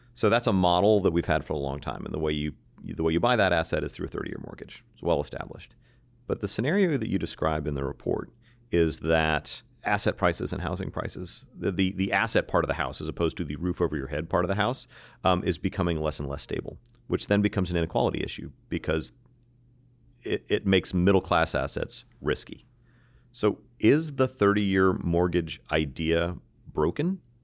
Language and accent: English; United States; an American